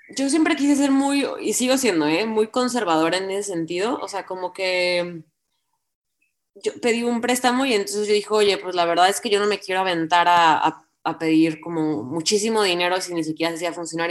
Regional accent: Colima, Mexico; me regresé a Colima, de donde soy

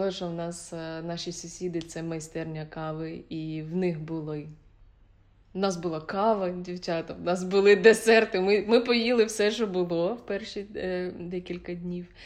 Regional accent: Khmelnytskyi, Khmelnytskyi Oblast, Ukraine; В моєму рідному місті Хмельницький.

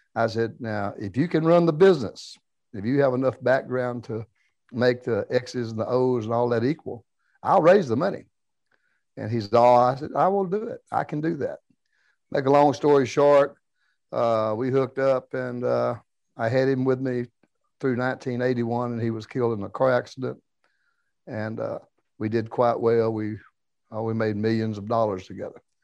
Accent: South Louisiana, United States; moved away; also born or lived in Dallas, Texas; when I was a kid, I was raised in South Louisiana

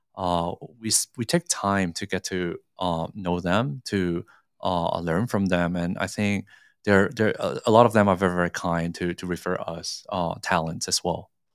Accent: Singapore; now in Hong Kong; I grew up in Singapore

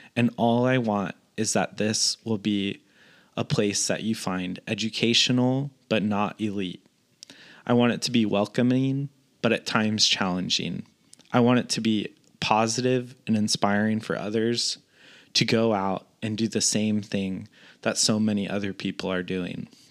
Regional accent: Northern California, United States; moved away as an adult; also born or lived in Washington; now in Southern California, United States; I grew up in Northern California

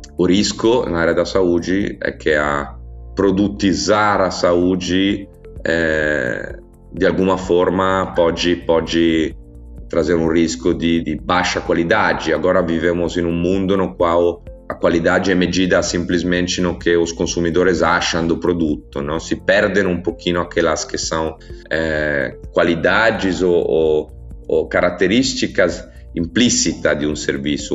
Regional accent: Italy; Portuguese is a second language; also born or lived in São Paulo, Brazil; sou italiano

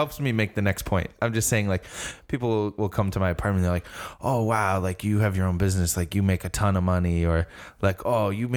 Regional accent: Massachusetts, United States; moved away; I'm originally from Mass

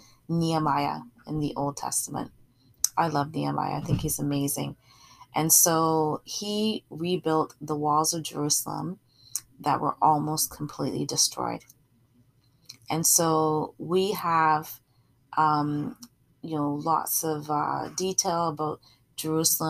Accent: Barbados; now in Canada; I'm from Barbados originally, and I have a lot of family throughout the Caribbean.

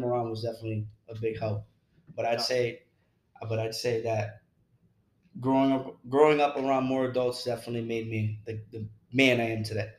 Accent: Bridgeport, Connecticut, United States; also born or lived in New Haven, Connecticut / Trumbull, Connecticut / Shelton, Connecticut; I was, you know, moved from Bridgeport, the east side of Bridgeport, to New Haven. I think I was in kindergarten around that time, and just saw a lot of things, you know, growing up where I grew up in New Haven

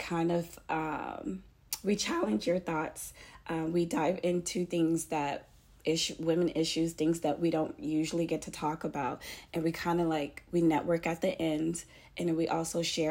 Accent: Fort Lauderdale, Florida, United States; moved away as an adult; now in Pensacola, United States; I'm Haitian American, and I was born in Fort Lauderdale, and then moved to Pensacola, Florida, because I got accepted to the University of West Florida.

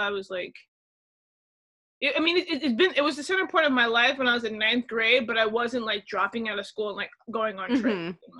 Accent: Palm Beach County, Florida, United States; also born or lived in Miami, Florida; I'm from there too.

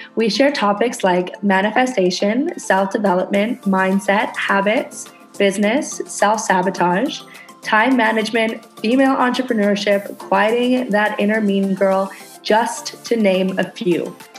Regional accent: Canada; moved away as an adult; now in Indonesia

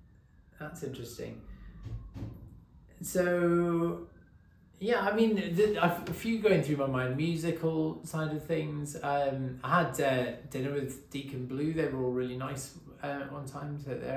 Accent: England, United Kingdom; I was born in England. My dad is half Welsh.

